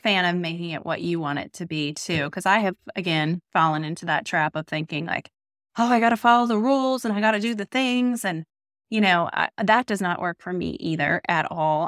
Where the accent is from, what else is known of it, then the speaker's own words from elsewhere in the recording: Northern Virginia, United States; I grew up in Virginia, but I grew up in Northern Virginia